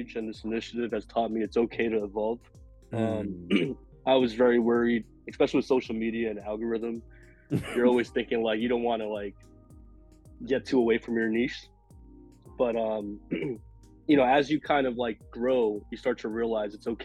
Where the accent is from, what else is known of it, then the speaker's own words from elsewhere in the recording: New York City, New York, United States; I'm from New York, born and raised in Queens.